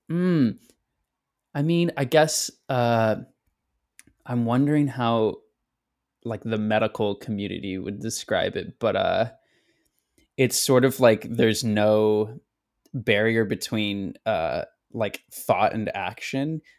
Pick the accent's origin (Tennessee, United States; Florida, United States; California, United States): California, United States; Elk Grove; also born or lived in Sacramento, California; my hometown of Elk Grove